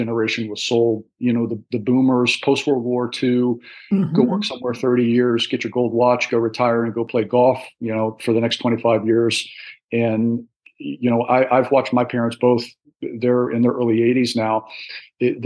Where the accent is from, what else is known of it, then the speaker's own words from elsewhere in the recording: Northern Virginia, United States; also born or lived in Washington, D.C.; I was born in Washington, D.C., and spent a fair amount of my young childhood Northern Virginia area